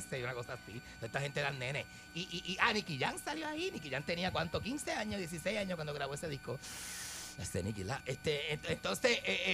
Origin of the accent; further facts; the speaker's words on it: San Juan, Puerto Rico; Yo, porque soy de Santurce, yo soy de Alto